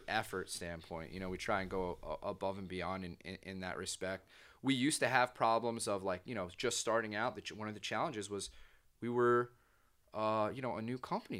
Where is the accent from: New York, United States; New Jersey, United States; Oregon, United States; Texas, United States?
New Jersey, United States; You know, I'm from New Jersey.